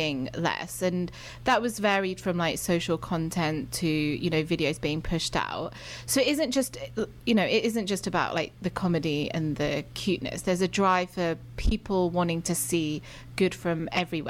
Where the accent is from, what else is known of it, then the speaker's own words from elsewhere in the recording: United Kingdom; moved away as an adult; now in United States; I'm British